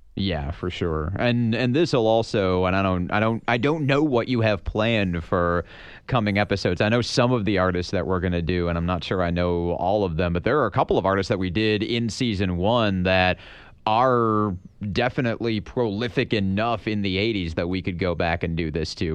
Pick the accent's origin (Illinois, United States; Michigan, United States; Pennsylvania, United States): Michigan, United States; We're both from Michigan